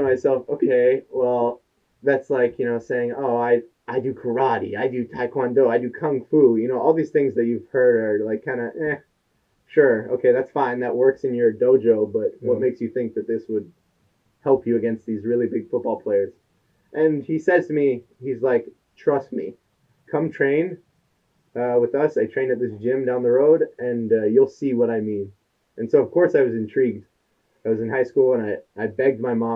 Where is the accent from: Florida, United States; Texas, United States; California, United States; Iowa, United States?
Florida, United States; I was a kid in high school, growing up in Florida